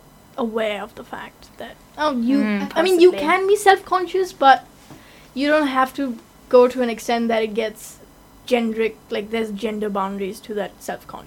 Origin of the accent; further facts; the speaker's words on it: India; being an Indian